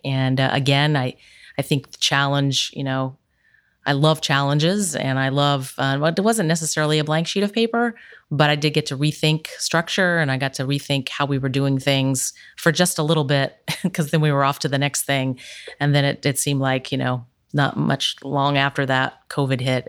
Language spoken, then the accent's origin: English; Ironton, Ohio, United States; now in Columbus, United States; I grew up in Ironton